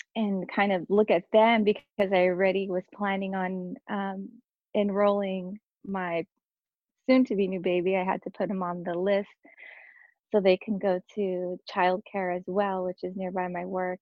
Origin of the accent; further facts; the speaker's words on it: Santa Maria, California, United States; I am from Cal- um, San Maria, California